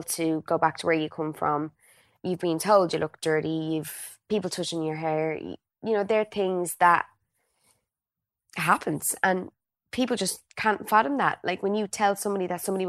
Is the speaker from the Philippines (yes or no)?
no; Dublin, Leinster, Ireland; moved away as an adult; now in London, United Kingdom; growing up in Blanchardstown, I suppose my family was, how do I say, they were quite well known